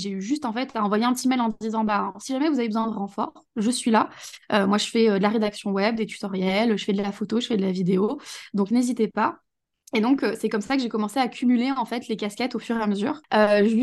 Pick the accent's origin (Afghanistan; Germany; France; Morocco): France; Saint-Etienne, Auvergne-Rhône-Alpes; je pouvais pas me projeter dans me lancer dans un boulot à Saint-Etienne, parce que du coup, je suis de Saint-Etienne.